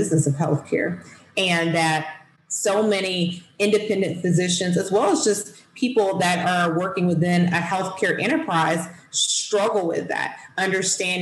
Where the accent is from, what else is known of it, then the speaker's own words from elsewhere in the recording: Southwest Georgia, United States; I'm from Southwest Georgia, small rural town, and I didn't have a lot of opportunities growing up here